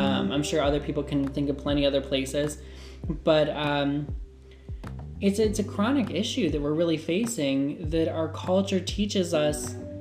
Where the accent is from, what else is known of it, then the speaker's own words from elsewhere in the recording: United States; also born or lived in Japan / India; I grew up in the United States